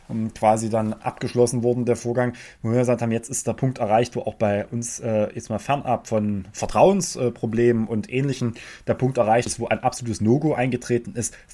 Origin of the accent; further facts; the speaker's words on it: Saxony, Germany; Für mich war, ich bin Sachse noch nie eine Kompetenz.